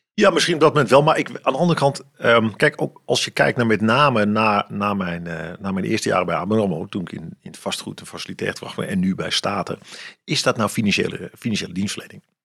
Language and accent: Dutch; Amsterdam, North Holland, Netherlands; now in Ermelo, Netherlands; ik ben, ik ben opgegroeid in een Amsterdamse volkswijk